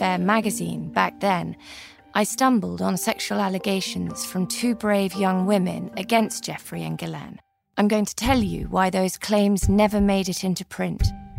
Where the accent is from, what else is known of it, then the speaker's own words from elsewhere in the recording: United Kingdom; now in United States; As British expats living in the United States